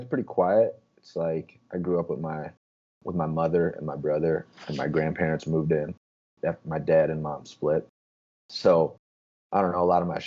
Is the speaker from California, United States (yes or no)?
no; Tinley Park, Illinois, United States; I grew up in Tinley Park, just south of the city.